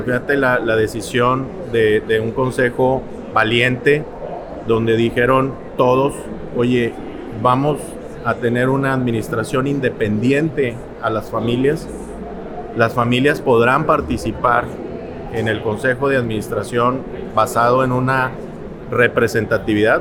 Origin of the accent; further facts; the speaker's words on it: Monterrey, Nuevo León, Mexico; soy montano de nacimiento, de mamá tamaulipeca, de padre regiomontano. Crecí, estudié en Monterrey